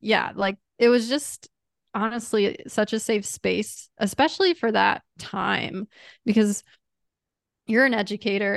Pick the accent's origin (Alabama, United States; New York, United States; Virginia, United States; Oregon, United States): Virginia, United States; Chesapeake; I grew up in Chesapeake